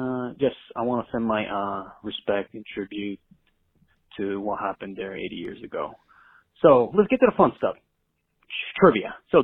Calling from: Elmhurst, United States; from Elmhurst. I'm calling you from Hawaii.

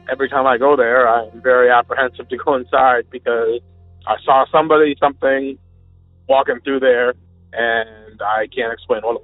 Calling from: Vermont, United States; I'm calling from Vermont

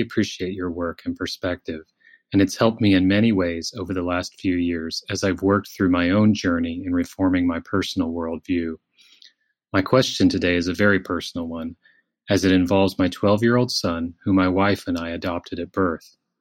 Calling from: Netherlands; I'm calling you from the Netherlands

